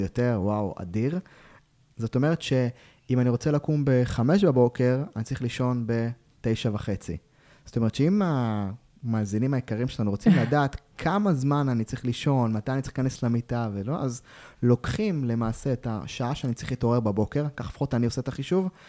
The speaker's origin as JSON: {"language": "Hebrew", "country": "Israel", "said": "אנחנו ישראלים"}